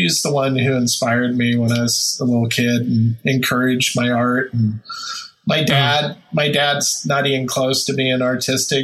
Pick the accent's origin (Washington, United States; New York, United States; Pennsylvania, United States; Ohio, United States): Washington, United States; Olympia; grew up down in the capital, Olympia, so around the Puget Sound